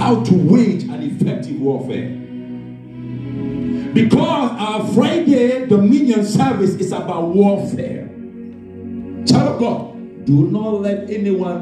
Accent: Ghana; I come from Ghana, Africa, West Africa to be precise. And I know my people, and my people also know me.

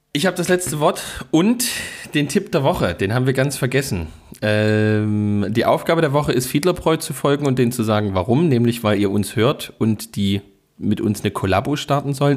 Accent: Saxony, Germany; bei uns in Sachsen

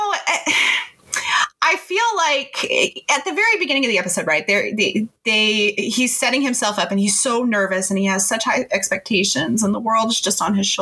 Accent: Houston, Texas, United States; I'm from Texas and football. I'm from Houston and a suburb of Houston where football culture is king.

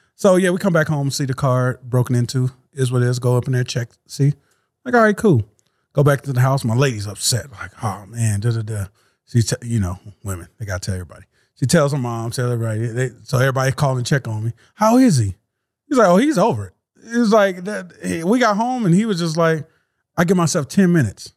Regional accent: Louisiana, United States; moved away; I'm from Louisiana.

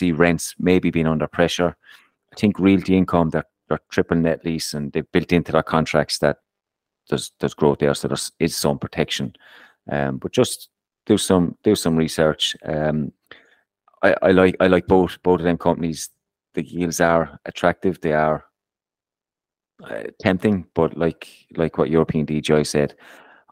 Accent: Ireland; I'm Irish

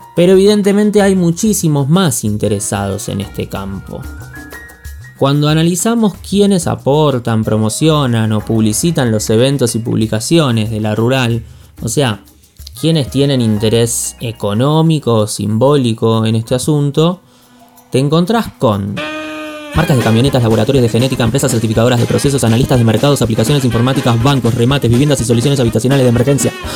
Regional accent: Buenos Aires, Argentina; now in Patagonia, Argentina; vivo en Patagonia aunque soy porteño

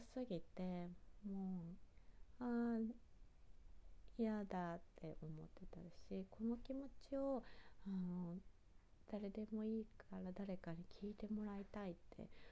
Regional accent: Kitakata, Fukushima, Japan; 地元の会津喜多方のラーメン

